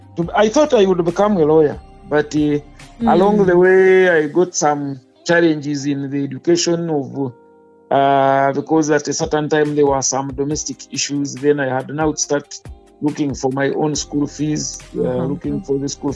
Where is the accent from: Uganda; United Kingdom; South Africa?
Uganda; Isingiro, formerly Mbarara district, Western Region; Well, I come from Sinjiro, formerly Mbarara district. My village is called Rukuba, and the sub-county then was Virere, but now it's Masha.